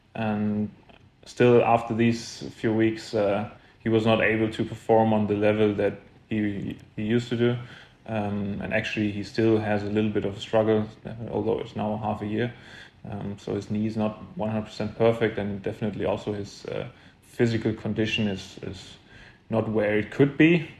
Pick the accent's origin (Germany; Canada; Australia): Germany; Saarbrücken, Saarland; I was born in Saarbrücken also, so it's a real home tournament for me